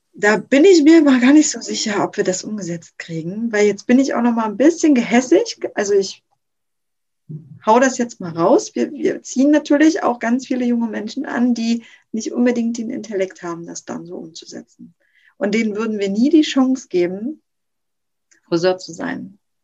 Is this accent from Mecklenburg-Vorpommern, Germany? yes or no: yes; Rostock, Mecklenburg-Vorpommern, Germany; in Rostock zum Beispiel, wo ich herkomme, gibt es super wenig Ausbildungsbetriebe noch